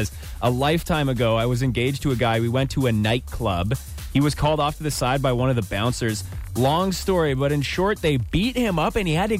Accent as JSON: {"language": "English", "town": "Ottawa", "region": "Ontario", "country": "Canada", "tie": "born or raised there", "said": "my hometown is Ottawa, where I hail from."}